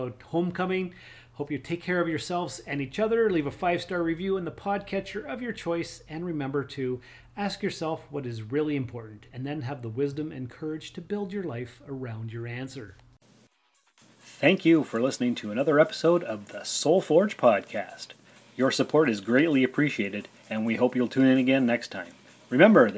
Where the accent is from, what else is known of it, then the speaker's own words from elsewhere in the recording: Sault Ste. Marie, Ontario, Canada; moved away; also born or lived in North Bay / Timmins; I was born and raised in Sault Ste. Marie